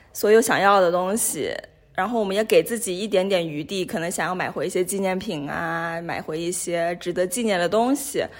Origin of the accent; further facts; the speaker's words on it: Ganzhou, Jiangxi, China; also born or lived in Hong Kong / United States / United Kingdom / Nigeria; now in Geneva, Switzerland; 我是来自江西赣州， 呃，是中国人，呃，然后在不同地方接受过教育，我在香港上过学，然后在美国，在英国念过书，呃，然后在尼日利亚上过班，也在日内瓦上过班，现在的话是回到了国际红十字日内瓦的总部